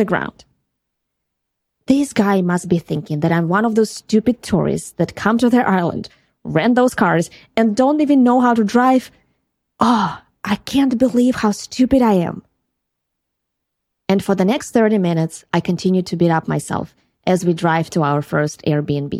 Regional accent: Ukraine; moved away as an adult; now in California, United States; my accent. We are from Ukraine.

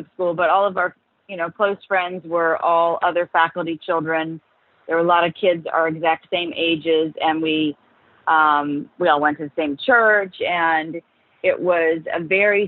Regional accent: Minnesota, United States; we had a very simple, quintessential kind of life growing up in Minnesota.

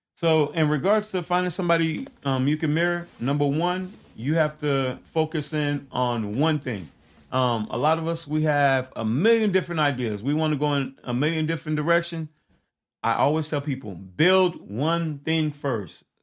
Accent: Haiti; moved away; also born or lived in Miami, Florida; I was born in in Haiti.

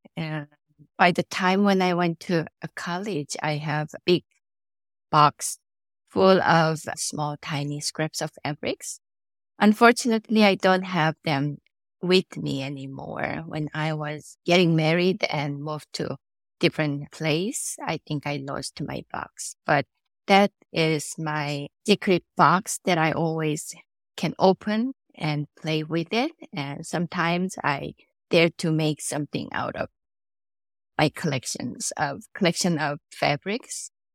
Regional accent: South Korea; moved away; I was born and raised in Korea

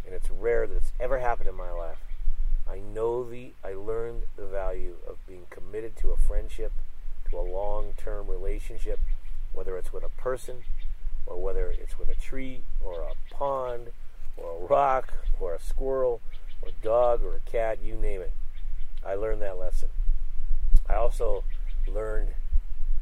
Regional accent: Sunnyvale, California, United States; I grew up in Sunnyvale

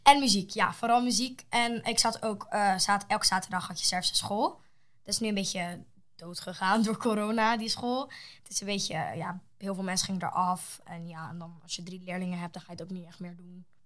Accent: Netherlands; Ik ben in Nederland geboren.

